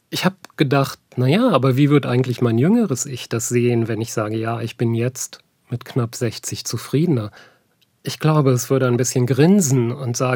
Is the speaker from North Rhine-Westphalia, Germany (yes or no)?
yes; North Rhine-Westphalia, Germany; Ich bin ja eigentlich aus dem Ruhrgebiet und in der Zeit der Deindustrialisierung aufgewachsen.